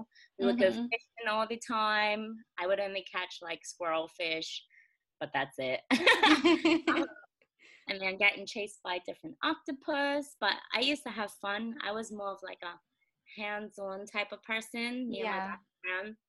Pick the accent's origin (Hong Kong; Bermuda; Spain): Bermuda; Devonshire; moved away as an adult; also born or lived in Baltimore; I grew up in Devonshire on North Shore